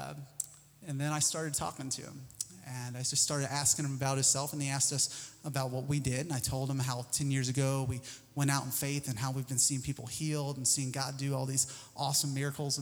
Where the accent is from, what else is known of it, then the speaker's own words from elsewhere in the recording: Missouri, United States; I'm from Missouri.